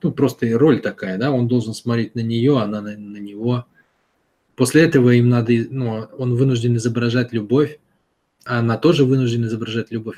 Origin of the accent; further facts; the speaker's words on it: Saint Petersburg, Russia; Я вырос в городе, в Питере